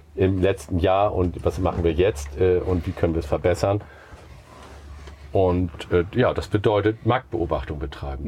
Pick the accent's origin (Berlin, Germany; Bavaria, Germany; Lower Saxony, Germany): Lower Saxony, Germany; Buxtehude; wir kommen aus Buxtehude